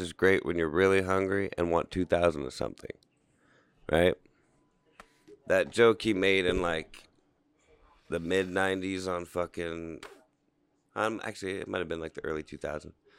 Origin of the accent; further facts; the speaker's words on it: Canton, Ohio, United States; We'd be from, well, we are from Canton.